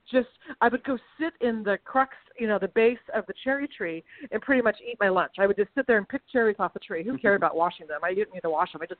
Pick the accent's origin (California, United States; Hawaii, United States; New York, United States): California, United States; Sacramento; I grew up in Sacramento, and my you know my father is an old a farm boy from Georgia